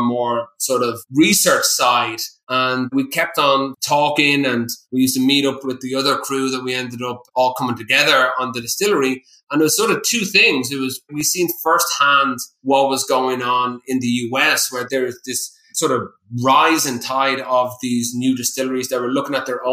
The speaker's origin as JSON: {"language": "English", "region": "County Wicklow", "country": "Ireland", "also_born_or_lived": "Atlanta", "moved": "as an adult", "said": "set up a small craft distillery in County Wicklow, where I'm from. I'm a local boy there"}